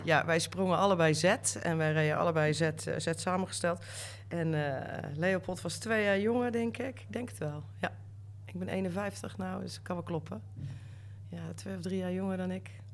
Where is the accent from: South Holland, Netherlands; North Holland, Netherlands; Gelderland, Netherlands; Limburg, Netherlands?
Limburg, Netherlands; North; moved away as an adult; also born or lived in Amsterdam; ik ben opgegroeid in Noord-Limburg